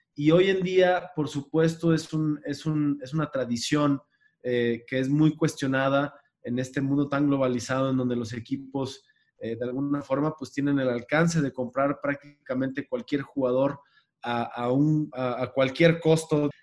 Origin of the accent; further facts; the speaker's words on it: Mexico; como mexicanos